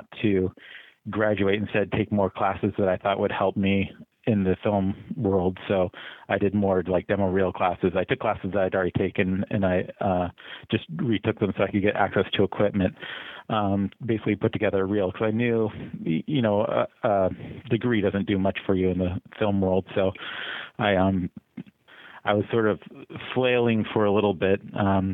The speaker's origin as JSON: {"language": "English", "town": "Salem", "region": "Oregon", "country": "United States", "tie": "born or raised there", "said": "I grew up in Oregon, in Salem, which is the capital up there."}